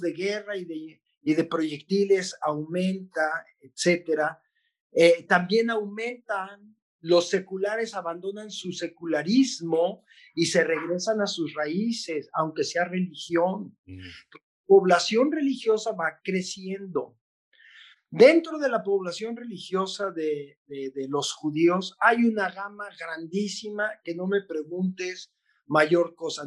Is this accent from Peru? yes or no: no; Mexico; moved away as an adult; also born or lived in Israel; yo soy mexicano, tengo pasaporte mexicano